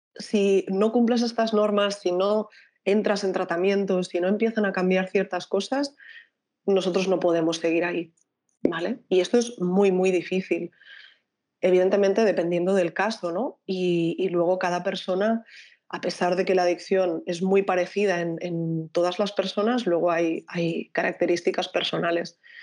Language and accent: Spanish; Barcelona, Catalonia, Spain; yo soy de Barcelona